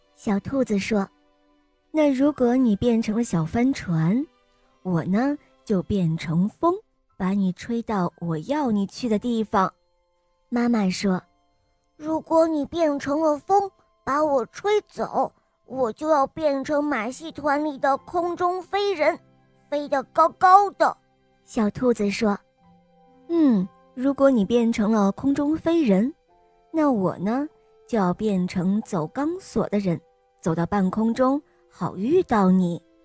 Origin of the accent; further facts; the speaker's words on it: Shandong, China; 今年五岁了，我来自山东